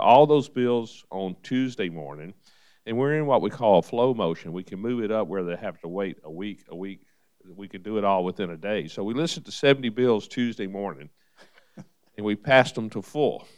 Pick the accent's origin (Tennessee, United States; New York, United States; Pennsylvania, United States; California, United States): Tennessee, United States; Nashville; I was born and raised in Nashville, native son.